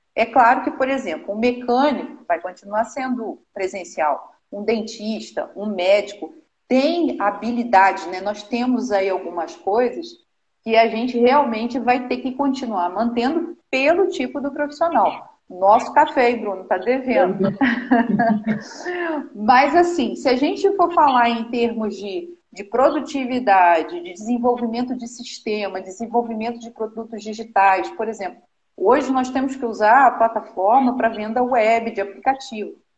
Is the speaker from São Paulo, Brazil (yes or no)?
no; Nova Friburgo, Rio de Janeiro, Brazil; moved away as an adult; eu sou natural aqui do Rio de Janeiro, de Novo Friburgo, uma cidade que eu amo de paixão, que eu fui nasci, nasci criada